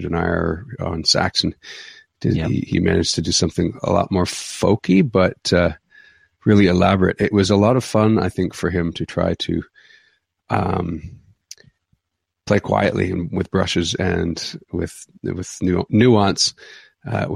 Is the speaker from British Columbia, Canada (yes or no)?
no; Caledonia, Ontario, Canada; now in Ancaster, Hamilton, Canada; I grew up in Caledonia, which is about 20 minutes south of here.